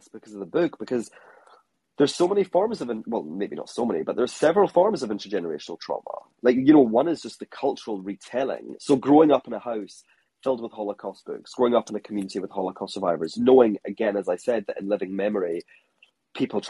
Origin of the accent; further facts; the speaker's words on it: Scotland, United Kingdom; now in Hong Kong; I'm a Scottish